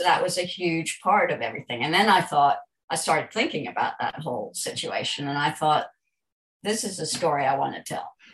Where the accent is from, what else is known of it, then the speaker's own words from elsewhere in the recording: United States; moved away as an adult; also born or lived in New York; now in London, United Kingdom; I'm an American